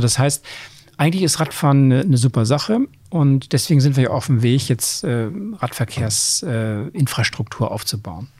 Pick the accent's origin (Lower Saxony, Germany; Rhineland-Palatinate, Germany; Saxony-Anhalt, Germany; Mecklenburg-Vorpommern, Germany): Lower Saxony, Germany; Oldenburg; moved away as an adult; also born or lived in Bremen; now in Hamburg, Germany; dann bin ich in Niedersachsen im Oldenburg aufgeworden